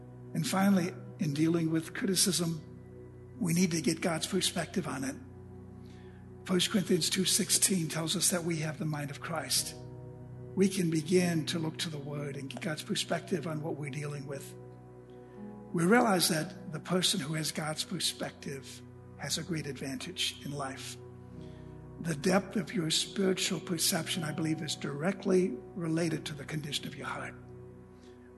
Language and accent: English; Junction City, United States; my hometown where I grew up, Junction City